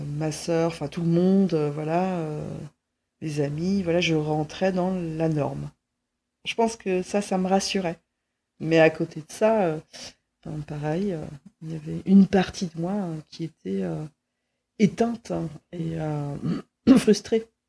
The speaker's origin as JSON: {"language": "French", "town": "Quimper", "region": "Brittany", "country": "France", "tie": "born or raised there", "said": "je suis née euh, en Bretagne, euh, voilà, dans, un, dans une ville qui s'appelle Quimper"}